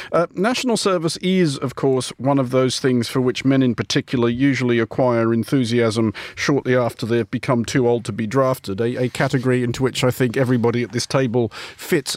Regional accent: Australia; I am Australian

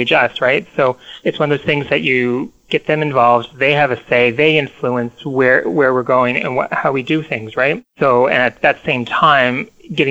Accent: Halifax, Nova Scotia, Canada; I hail from the city of Halifax in Nova Scotia, Canada

